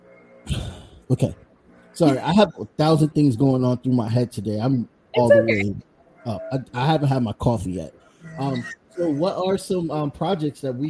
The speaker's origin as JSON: {"language": "English", "town": "Bridgeport", "region": "Connecticut", "country": "United States", "tie": "born or raised there", "said": "where I grew up at in Bridgeport, it was like a mixture of a lot of Puerto Ricans and Black people"}